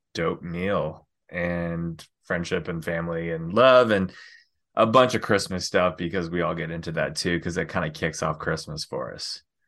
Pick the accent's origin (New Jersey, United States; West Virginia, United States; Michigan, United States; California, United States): California, United States; Northern; moved away; I'm from Northern California originally, and that's where we all go back